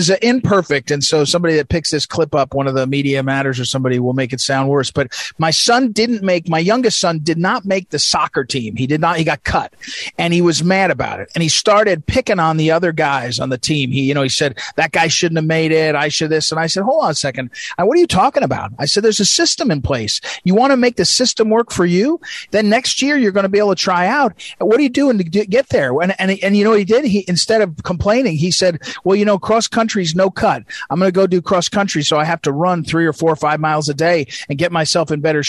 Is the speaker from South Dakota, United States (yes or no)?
no; St. Louis, Missouri, United States; But when you look at the school system, it's a system that's broken, especially, I'm from St. Louis, especially for black kids in the cities, right?